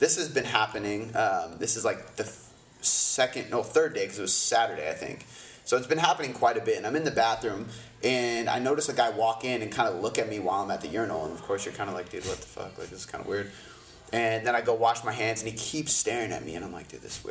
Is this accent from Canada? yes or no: yes; Canada; I'm Canadian